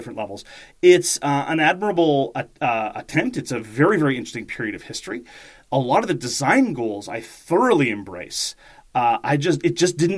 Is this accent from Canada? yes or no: yes; Canada; as a Canadian